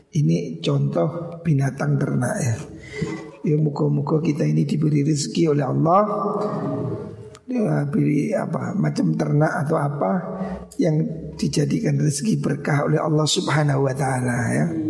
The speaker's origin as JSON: {"language": "Indonesian", "country": "Indonesia", "said": "Kita di Indonesia"}